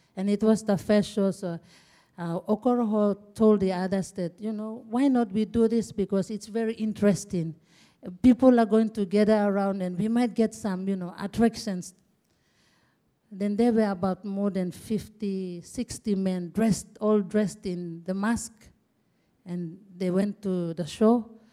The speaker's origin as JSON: {"language": "English", "area": "Asaro", "region": "Eastern Highlands", "country": "Papua New Guinea", "said": "I'm from Eastern Highlands, and I am proud to be a Asaro woman. My district is Asaro."}